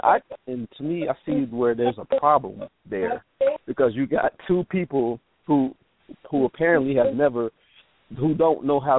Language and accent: English; Georgia, United States; I'm from Georgia